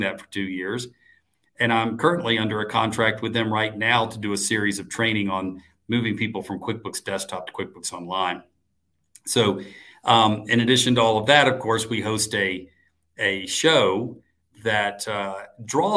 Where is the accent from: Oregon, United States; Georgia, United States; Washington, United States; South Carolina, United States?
Georgia, United States; Atlanta; my hometown of Atlanta